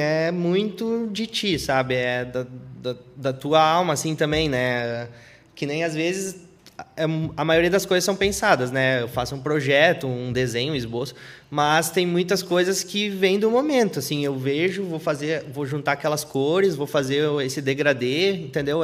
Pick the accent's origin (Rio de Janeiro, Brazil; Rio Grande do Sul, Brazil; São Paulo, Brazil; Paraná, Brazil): Rio Grande do Sul, Brazil; Feliz; moved away as an adult; now in north coast of Rio Grande do Sul, Brazil; eu nasci na, eu nasci na Feliz, na cidade Feliz